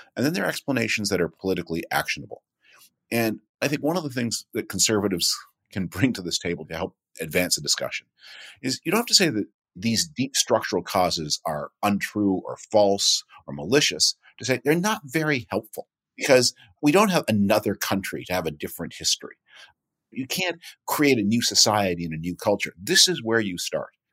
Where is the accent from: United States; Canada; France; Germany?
Canada; Toronto, Ontario; I grew up in Toronto.